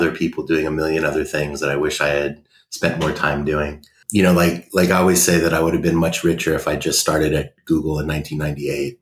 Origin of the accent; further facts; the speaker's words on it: San Jose, California, United States; I grew up in San Jose, California, sort of the heart of Silicon Valley